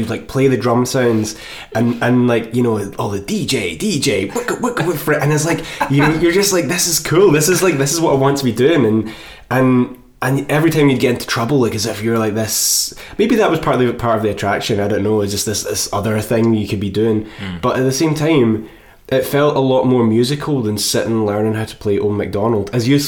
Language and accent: English; Moffat, Scotland, United Kingdom; I'm from Moffat, which is actually like 12... Well, it's pretty close to Thornhill.